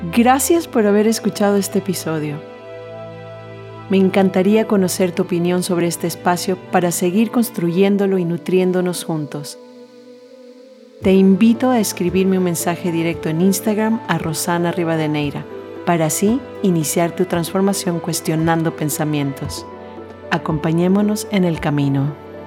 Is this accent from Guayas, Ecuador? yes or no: no; Quito, Pichincha, Ecuador; moved away as an adult; now in Netherlands; vengo desde un país latino, Ecuador en este caso, yo nací en Quito